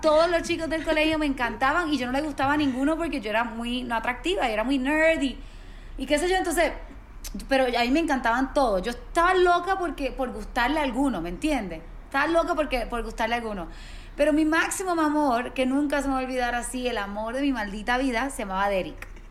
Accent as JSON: {"language": "Spanish", "town": "Mayagüez", "country": "Puerto Rico", "said": "Mis primos viven en San Juan, que es como a dos horas y media, tres horas de Mayagüez, que es de donde soy yo"}